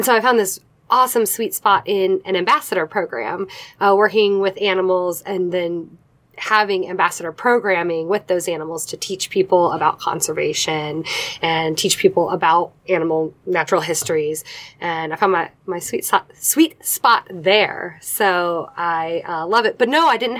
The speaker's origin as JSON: {"language": "English", "town": "Savannah", "region": "Georgia", "country": "United States", "moved": "yes", "lives_now": "Cincinnati, United States", "said": "I'm originally from Savannah, Georgia"}